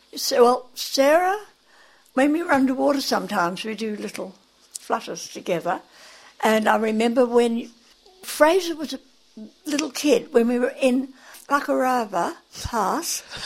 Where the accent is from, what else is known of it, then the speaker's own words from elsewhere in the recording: Australia; moved away; And then we moved back to Australia. I am an Australian.